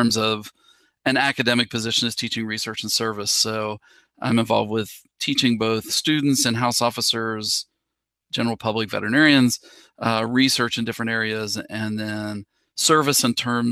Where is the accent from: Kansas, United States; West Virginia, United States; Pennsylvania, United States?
West Virginia, United States; moved away as an adult; also born or lived in Minnesota / Tennessee; now in Georgia, United States; I am originally from West Virginia